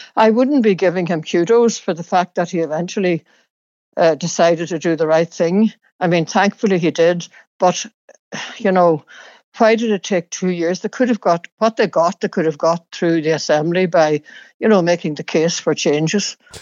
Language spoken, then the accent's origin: English; County Donegal, Ireland; where I grew up in Donegal